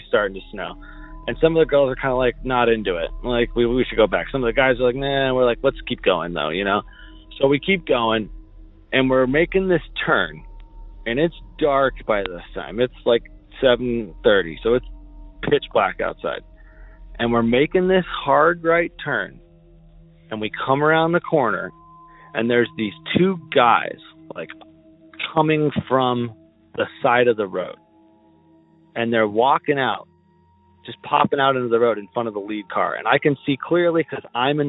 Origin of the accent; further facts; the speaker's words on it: Portland, Oregon, United States; we're from Portland